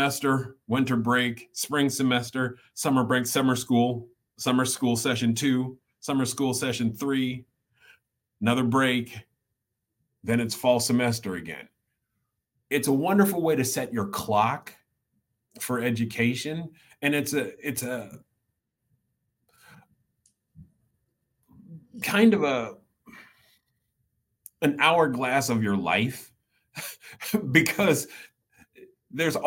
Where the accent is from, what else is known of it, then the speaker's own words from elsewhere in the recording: Iowa City, Iowa, United States; growing up in Iowa City